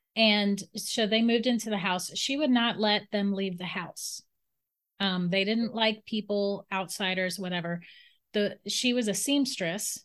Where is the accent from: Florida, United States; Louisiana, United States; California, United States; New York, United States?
Florida, United States; St. Augustine; I grew up in St. Augustine, Florida